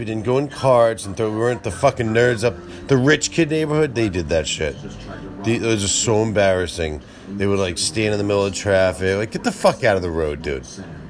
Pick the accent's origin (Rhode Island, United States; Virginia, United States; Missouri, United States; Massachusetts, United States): Massachusetts, United States; Boston; See, I like to pronounce my R's, even though I'm from Boston.